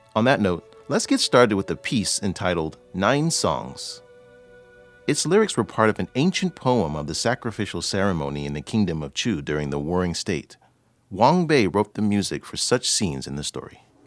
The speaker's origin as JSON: {"language": "English", "region": "California", "country": "United States", "moved": "yes", "lives_now": "Beijing, China", "said": "from California, USA, saying hello from Beijing."}